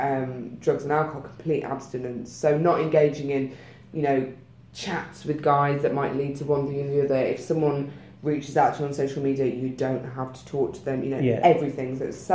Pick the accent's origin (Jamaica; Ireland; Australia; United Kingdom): United Kingdom; We're very British